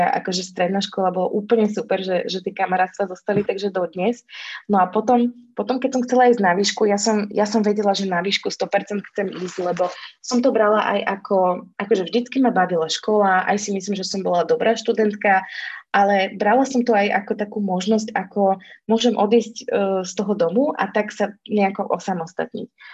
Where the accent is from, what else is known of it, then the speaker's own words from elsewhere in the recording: Orava, Žilina Region, Slovakia; also born or lived in Dolný Kubín / Bratislava; ja pochádzam teda z Oravy